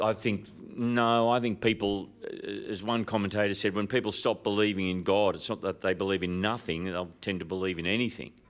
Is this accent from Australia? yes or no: yes; Sydney, New South Wales, Australia; I'm from Sydney